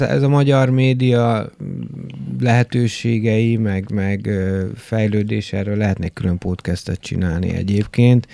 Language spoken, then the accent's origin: Hungarian; Debrecen, Hajdú-Bihar, Hungary; moved away; én Debrecenből érkeztem, ö, ugye nagyjából 90-es évek elején ö, voltam ilyen kis kamasz